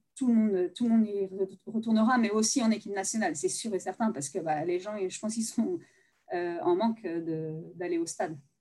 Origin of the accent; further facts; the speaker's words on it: Nantes, Pays de la Loire, France; also born or lived in United States; je viens de Nantes